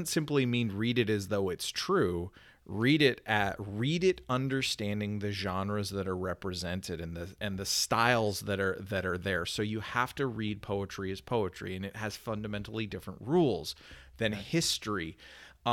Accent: Canada; as a Canadian, both as a Canadian and as a person who came to faith as an adult

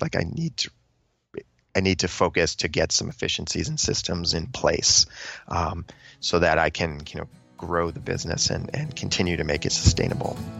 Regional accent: New England, United States; moved away as an adult; I grew up in New England. I'd lived there pretty much all my life.

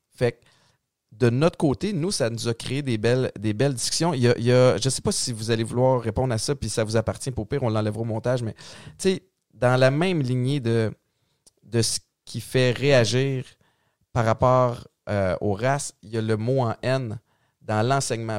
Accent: Montreal, Quebec, Canada; j'ai grandi à Antique, Montréal-Nord

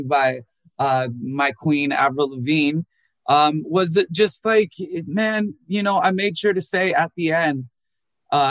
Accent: Minnesota, United States; I was born in Minnesota

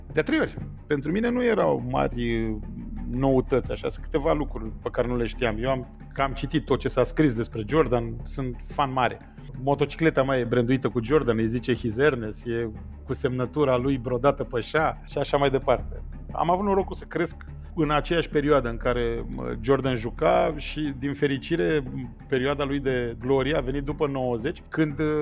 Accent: Romania; m-am născut în România comunistă

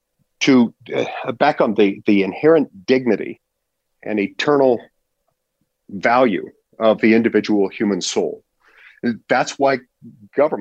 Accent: Utah, United States; growing up in Utah.

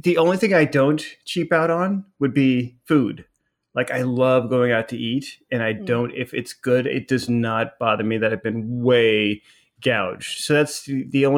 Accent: Phoenix, Arizona, United States; I grew up in South Phoenix

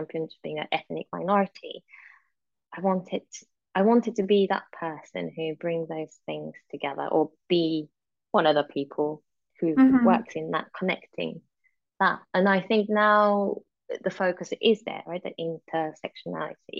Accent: Japan; moved away; also born or lived in Europe; growing up in Japan and then suddenly moving to sort of European country, again out of my control because of my father's job

